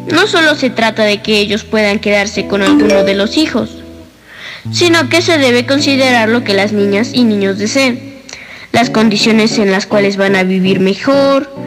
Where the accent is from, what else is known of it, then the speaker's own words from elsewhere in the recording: Puebla, Mexico; tengo seis años y vengo de la ciudad